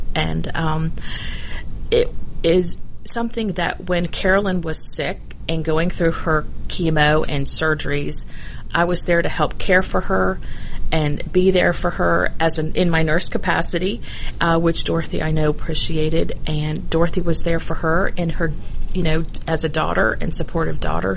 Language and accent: English; Dunwoody, Georgia, United States; also born or lived in Bloomington, Indiana; I actually grew up in Dunwoody